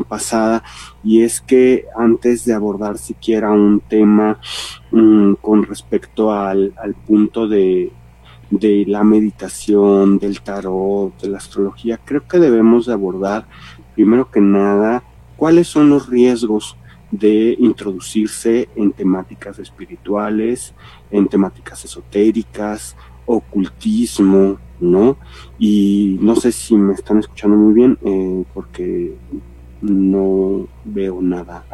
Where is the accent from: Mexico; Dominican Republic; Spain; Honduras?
Mexico; como mexicanos